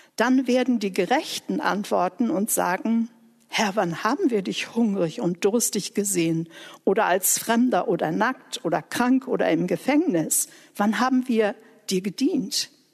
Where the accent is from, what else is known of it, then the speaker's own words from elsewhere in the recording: Germany; ich Deutsche war mit der deutschen Geschichte